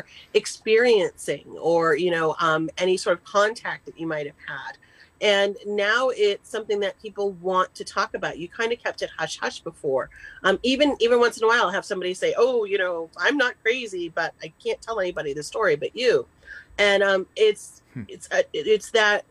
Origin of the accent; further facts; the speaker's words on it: Massachusetts, United States; moved away; I'm originally from Massachusetts